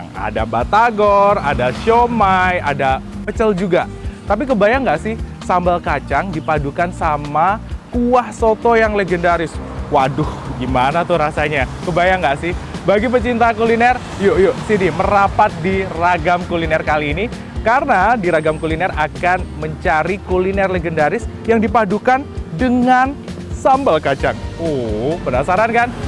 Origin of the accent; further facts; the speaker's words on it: Tasikmalaya, West Java, Indonesia; saya kan bukan asli sini, saya asli Tasik